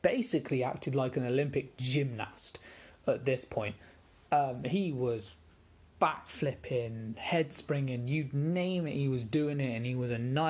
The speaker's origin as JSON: {"language": "English", "region": "England", "country": "United Kingdom", "said": "As an Englishman"}